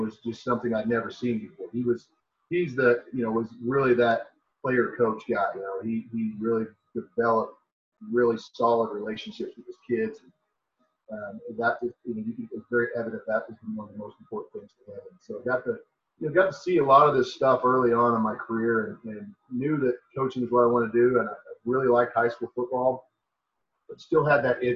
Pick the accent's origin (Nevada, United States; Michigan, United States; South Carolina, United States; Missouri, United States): Missouri, United States; St. Louis; in St. Louis is my hometown.